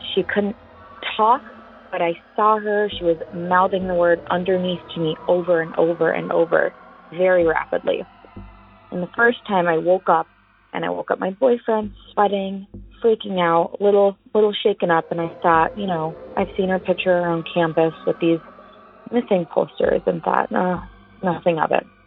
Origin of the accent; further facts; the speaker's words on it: Prior Lake, Minnesota, United States; I'm from Prior Lake, Minnesota